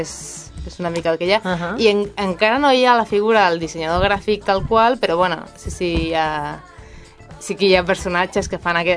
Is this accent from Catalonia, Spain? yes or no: no; Galicia, Spain; jo, que vinc de, de Galícia, en Galícia, no, en Galícia no és tan típic, allò, o no era tan típic quan jo vaig començar